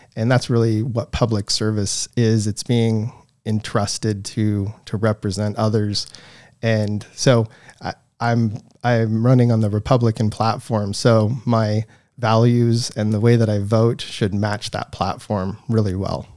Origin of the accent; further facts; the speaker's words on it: Coeur d'Alene, Idaho, United States; also born or lived in Silver Valley, Idaho / St. Maries, Idaho; I was, uh, born and raised here in Idaho, uh, born in Saint Mary's, and I grew up in the Silver Valley.